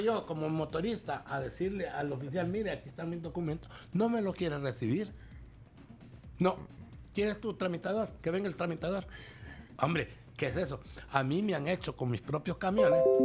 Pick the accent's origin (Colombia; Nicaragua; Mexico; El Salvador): El Salvador; yo aquí, en mi cancha, este es mi charco, este es mi país